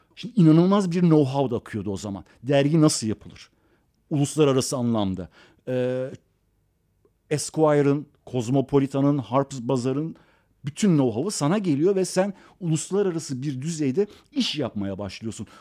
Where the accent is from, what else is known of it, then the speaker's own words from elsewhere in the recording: Istanbul, Turkey; also born or lived in Iran; Garajlı evlerimiz yanında arsa top oynayabileceğimiz 50 adım ileride sahil tekneye binip e, balık yakalayabileceğin sonra akşam gelip caddede piyasa yapabileceğin güzel insanların olduğu